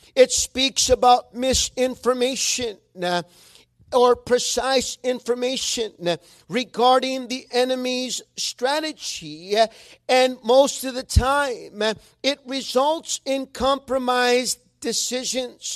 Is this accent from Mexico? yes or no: yes; Mexico; accent: Mexican; sometimes my Mexican accent does come out when I'm reading